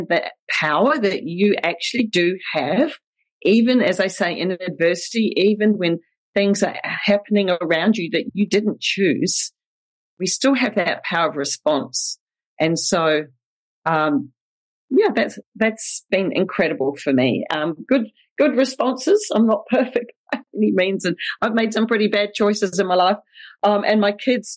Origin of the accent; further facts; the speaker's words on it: New Zealand; accent: Kiwi; also born or lived in Winfield, Kansas; I grew up in New Zealand with my sister, big sister, Debbie.